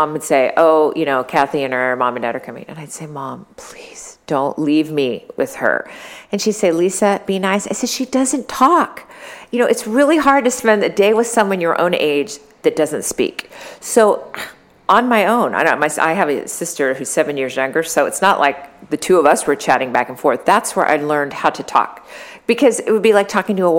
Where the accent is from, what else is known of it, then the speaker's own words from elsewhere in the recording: Sacramento, California, United States; I grew up in the Central Valley, Sacramento.